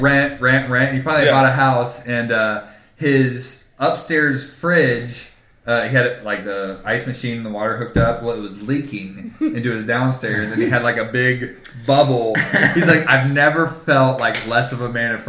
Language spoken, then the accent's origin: English; Ohio, United States; we're from Ohio